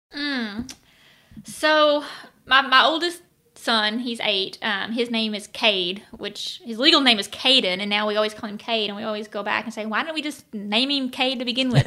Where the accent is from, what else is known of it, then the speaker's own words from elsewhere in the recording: Arkansas, United States; at least in Arkansas, it's something that I, I've always grown up doing